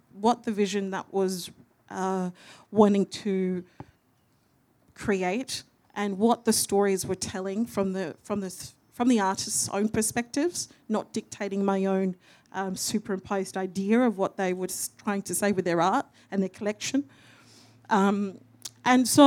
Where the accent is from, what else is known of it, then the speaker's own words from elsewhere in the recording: Perth, Western Australia, Australia; moved away as an adult; now in Melbourne, Australia; I'm a Wongatha Yamiji and Noongar Gidja woman from Wajak Noongar Buja, so Perth